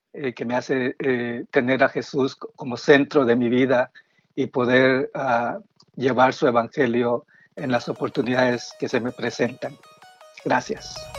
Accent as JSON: {"language": "Spanish", "country": "Guatemala", "tie": "born or raised there", "moved": "yes", "lives_now": "Silver Spring, United States", "said": "vivo en Silver Spring, Maryland, y soy originario de Guatemala"}